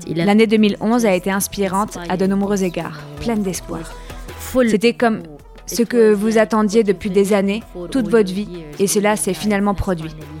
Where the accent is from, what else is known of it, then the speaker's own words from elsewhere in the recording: Lebanon; Je suis née en 1974, l'année où la guerre a commencé au Liban. Uh, uh, J'appartiens à cette génération de la guerre civile au Liban